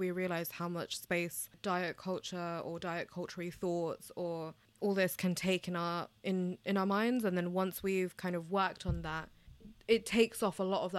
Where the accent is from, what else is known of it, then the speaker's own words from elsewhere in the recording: United Kingdom; Now, I'm British Bangladeshi, and you know, being a woman of color, it comes with a lot of other factors